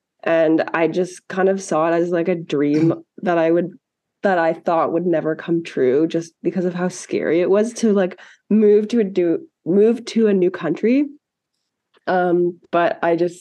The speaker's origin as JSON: {"language": "English", "town": "Ottawa", "region": "Ontario", "country": "Canada", "moved": "yes", "lives_now": "Calgary, Canada", "said": "I'm from Ottawa"}